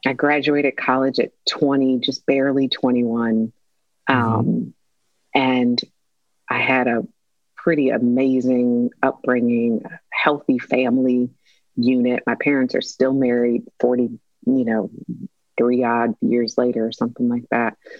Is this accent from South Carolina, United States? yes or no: no; Detroit, Michigan, United States; I'm from Detroit